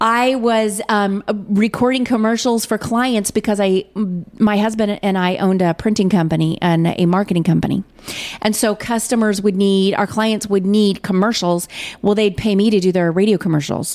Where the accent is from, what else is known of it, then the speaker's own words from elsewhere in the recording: Edmond, Oklahoma, United States; moved away as an adult; now in Missouri, United States; I'm from Edmond, Oklahoma. I came to Missouri to go to college